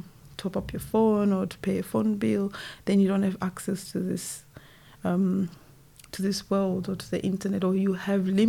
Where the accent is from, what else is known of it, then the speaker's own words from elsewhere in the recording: Zimbabwe; moved away as an adult; now in United Kingdom; I was born in Zimbabwe, back home, and also coming to the UK